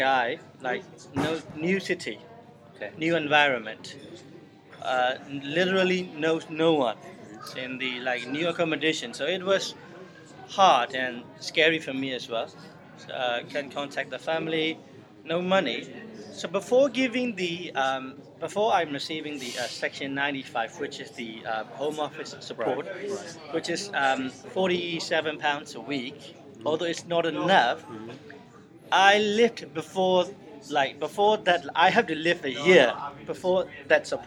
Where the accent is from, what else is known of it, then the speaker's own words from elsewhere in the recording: Myanmar; moved away as an adult; also born or lived in Sheffield; now in United Kingdom; I'm from Burma